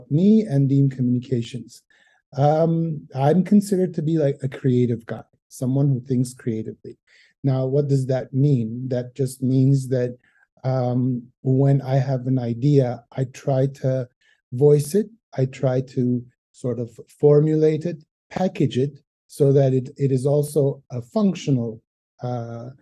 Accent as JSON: {"language": "English", "town": "Montreal", "region": "Quebec", "country": "Canada", "tie": "born or raised there", "moved": "as an adult", "lives_now": "Armenia", "said": "I'm originally from Montreal. That's where I grew up and I studied"}